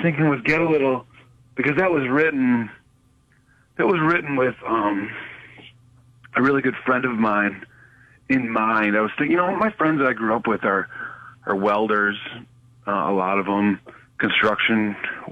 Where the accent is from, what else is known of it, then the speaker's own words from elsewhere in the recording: Wayland, Michigan, United States; moved away as an adult; also born or lived in Los Angeles; my hometown in Wayland, Michigan